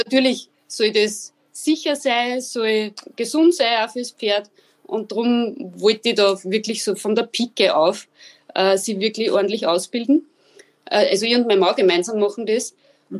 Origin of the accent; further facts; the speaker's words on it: Linz, Upper Austria, Austria; Ich komme aus Oberösterreich, aus Linz